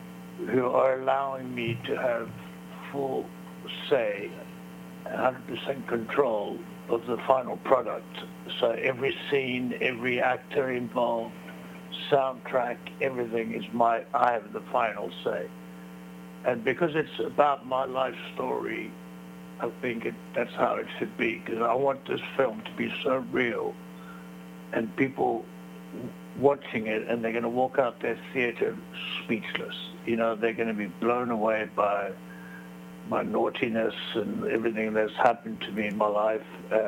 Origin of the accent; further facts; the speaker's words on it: South Africa; also born or lived in Belgium / United States / Canada / Chile; basically, I grew up in South Africa, and then I was born in Belgium, grew up in South Africa, then went to Florida, Canada, and Chile.